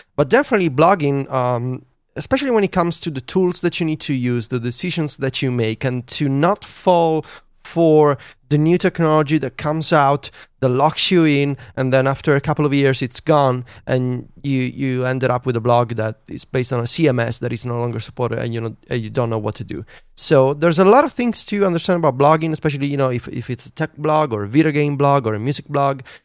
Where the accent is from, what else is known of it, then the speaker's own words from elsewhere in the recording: Italy; English is a second language; the pretentious Italian who wanted to write in English